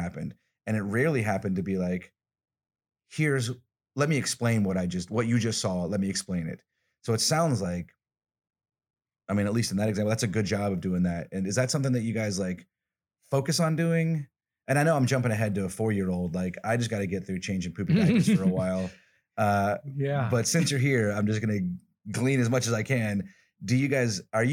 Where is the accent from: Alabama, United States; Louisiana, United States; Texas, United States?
Alabama, United States; I'm from the South, I'm from Alabama